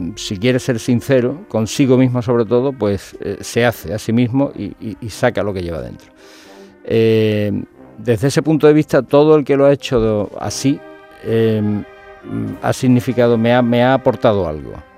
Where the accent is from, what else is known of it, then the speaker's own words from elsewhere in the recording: Andalusia, Spain; somos andaluces y, somos gente de aquí